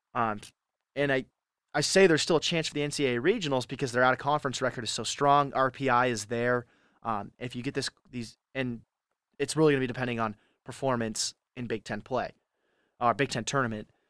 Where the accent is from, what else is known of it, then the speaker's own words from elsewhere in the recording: California, United States; I'm from California